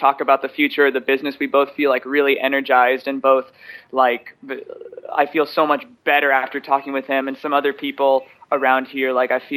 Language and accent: English; West Coast, United States; I grew up in the West Coast